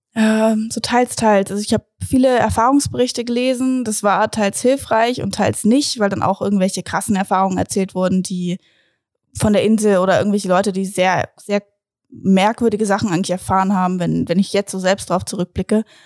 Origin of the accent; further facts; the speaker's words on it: Braunschweig, Lower Saxony, Germany; ich komme aus Braunschweig